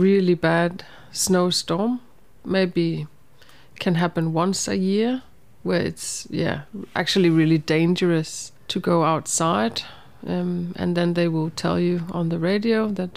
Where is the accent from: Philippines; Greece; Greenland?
Greenland; moved away; also born or lived in Nuuk, Greenland / Qaqortoq, Greenland; So I was born and raised in Greenland, in the capital, Nuuk. And I've also lived in South Greenland in Qaqortoq.